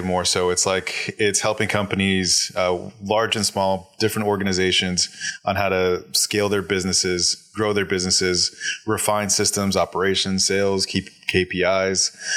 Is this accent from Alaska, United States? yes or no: yes; Alaska, United States; I'm born and raised in Alaska, uh, in a Hispanic household